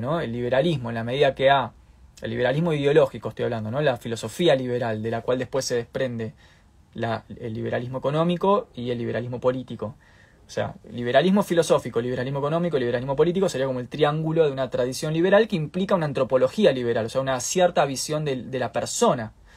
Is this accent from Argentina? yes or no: yes; Argentina